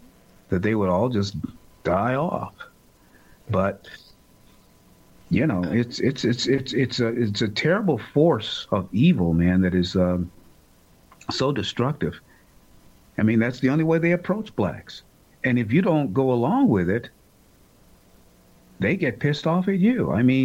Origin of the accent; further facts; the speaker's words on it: United States; And I hate to say it as an American who happens to be black, but it's the truth.